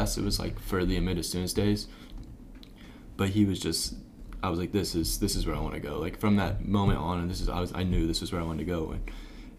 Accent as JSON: {"language": "English", "region": "right outside Indianapolis", "country": "United States", "tie": "born or raised there", "moved": "as an adult", "said": "I grew up in Indiana, right outside Indianapolis, kind of like a small town"}